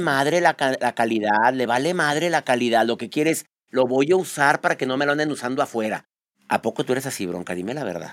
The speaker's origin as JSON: {"language": "Spanish", "town": "Monterrey", "region": "Nuevo León", "country": "Mexico", "tie": "born or raised there", "said": "Yo soy de Nuevo León, de Monterrey"}